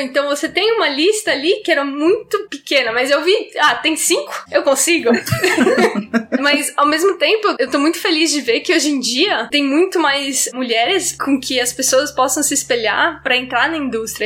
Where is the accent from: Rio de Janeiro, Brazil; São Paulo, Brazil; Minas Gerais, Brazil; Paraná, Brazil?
São Paulo, Brazil; moved away; Eu sou de São Paulo originalmente